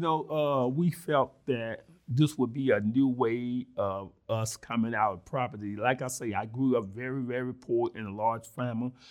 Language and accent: English; Mississippi, United States; accent: country grammar; now in Springfield, Illinois, United States; I was born and raised in Mississippi